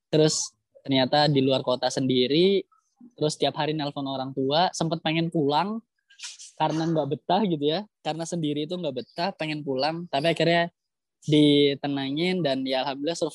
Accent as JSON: {"language": "Indonesian", "region": "Jakarta", "country": "Indonesia", "tie": "born or raised there", "moved": "as an adult", "lives_now": "Surabaya, Indonesia", "said": "Saya ini lahir di Jakarta ya, jadi dari kecil di Jakarta, terus kemudian pas kuliah baru ngerantau ke Surabaya."}